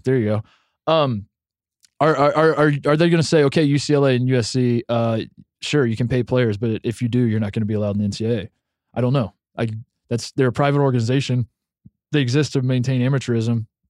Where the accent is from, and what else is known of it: Midwest, United States; born or raised there; moved away as an adult; now in Los Angeles, United States